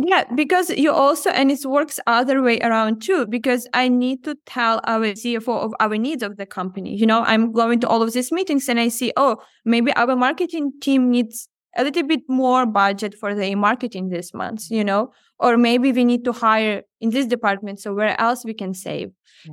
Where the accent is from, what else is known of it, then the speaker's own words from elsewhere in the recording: Ukraine; moved away as an adult; also born or lived in Odesa; growing up in Ukraine